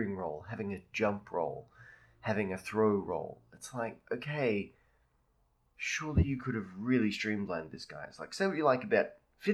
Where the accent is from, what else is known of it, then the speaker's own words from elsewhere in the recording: Australia; being an Australian